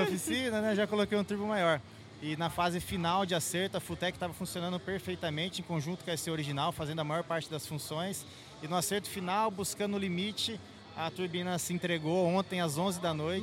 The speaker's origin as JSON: {"language": "Portuguese", "town": "Marília", "region": "São Paulo", "country": "Brazil", "said": "eu sou de Marília, né, interior de São Paulo"}